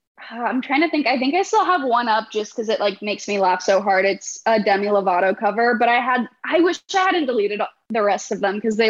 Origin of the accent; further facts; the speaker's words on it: Overland Park, Kansas, United States; also born or lived in Chicago, Illinois; I was born in Chicago, but moved to Kansas when I was really young. So I grew up in Overland Park, probably 5 minutes away from Brandon